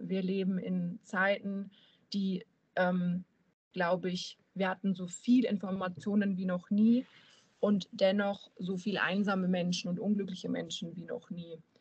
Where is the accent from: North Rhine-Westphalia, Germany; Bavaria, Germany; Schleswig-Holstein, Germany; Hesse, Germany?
Bavaria, Germany; near Munich; now in Euskirchen, Germany; gebürtig komme ich aus dem Süden von Deutschland.